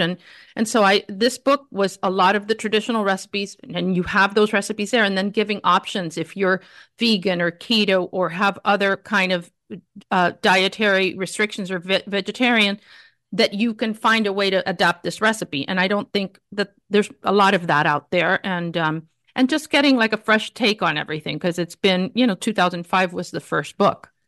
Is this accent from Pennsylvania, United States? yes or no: no; Miami, Florida, United States; growing up in Miami in a Cuban family